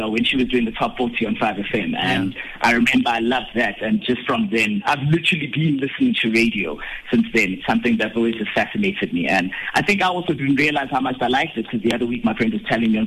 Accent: Bethlehem, Free State, South Africa; now in Johannesburg, South Africa; grew up in Bethlehem, in the Free State

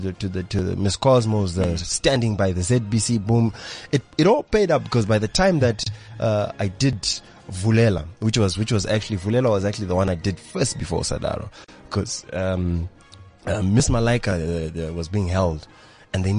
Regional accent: Harare, Zimbabwe; I grew up in Groombridge, Mount Pleasant

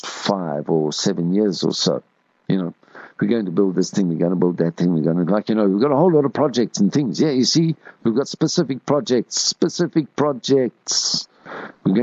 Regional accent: Springs, Gauteng, South Africa; I grew up in Springs and I went to a school called Pine Grove in Standard 1 and 2

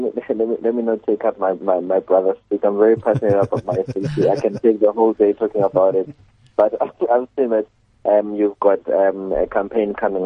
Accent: Johannesburg, Gauteng, South Africa; Whenever I go out there, I'm saying I'm from Joburg.

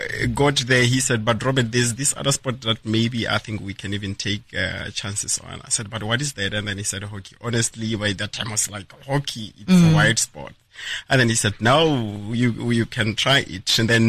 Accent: Bushbuckridge, Mpumalanga, South Africa; moved away as an adult; now in Nelspruit, South Africa; I'm originally from Bushbuck Ridge. I came to Nelspruit in 2011.

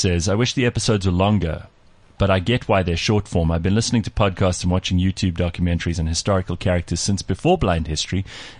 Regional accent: South Africa; the reason I'm South African is because he was stationed in Durban.

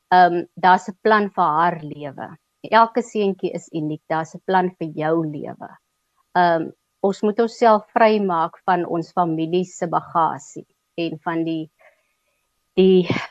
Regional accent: Keimoes, Northern Cape, South Africa; also born or lived in Upington; Ek het op Kuimus groot geword, laerskool op Kuimus gedoen

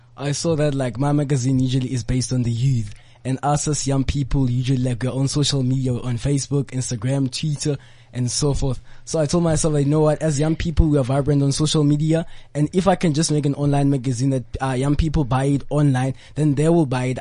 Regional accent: Rustenburg, North West, South Africa; I'm from the Platinum Province. I'm from the Northwest Province and Rustenburg

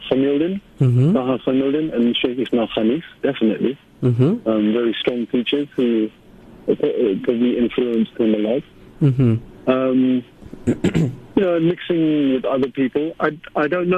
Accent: London, United Kingdom; I grew up in South London.

